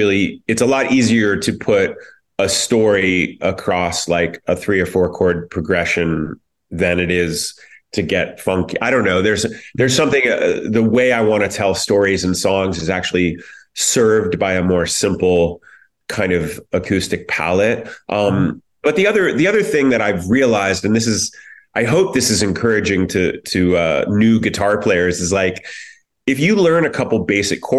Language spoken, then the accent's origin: English; Columbus, Ohio, United States; moved away; I'm from Columbus